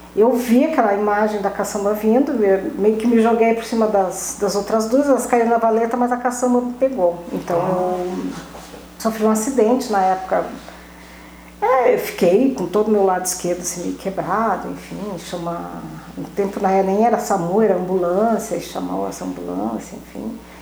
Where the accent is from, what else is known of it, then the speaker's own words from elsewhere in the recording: Pelotas, Rio Grande do Sul, Brazil; moved away as an adult; also born or lived in Camaquã / Santa Vitória do Palmar / São Paulo / Alvorada; para Pelotas eu vim aos cinco anos